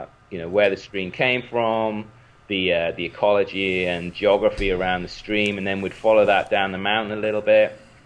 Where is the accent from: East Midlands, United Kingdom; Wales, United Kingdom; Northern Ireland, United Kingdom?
Wales, United Kingdom; moved away; I grew up in Wales, in the United Kingdom